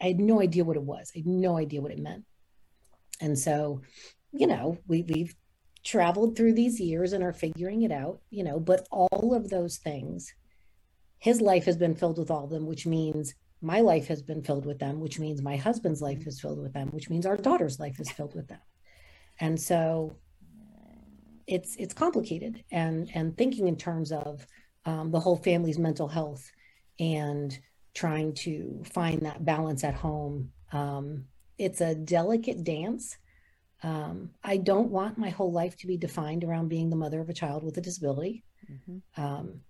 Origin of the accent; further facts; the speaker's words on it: New Jersey, United States; now in Raleigh, United States; I'm originally from New Jersey. I moved to North Carolina in 1991